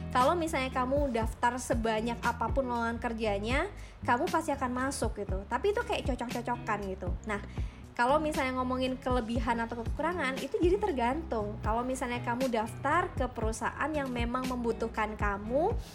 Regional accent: Malang, East Java, Indonesia; karena kan aku dari Malang kan kalau misalnya orang-orang di Malang itu kayak papa mamanya punya kerjaan ya

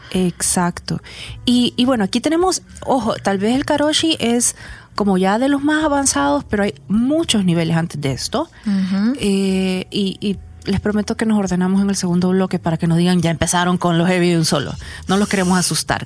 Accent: El Salvador; los salvadoreños trabajábamos tanto

